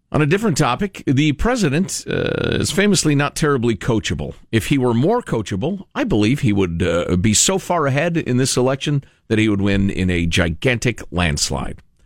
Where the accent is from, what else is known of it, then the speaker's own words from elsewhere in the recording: Chicago, Illinois, United States; moved away; my hometown, Chicago, Illinois.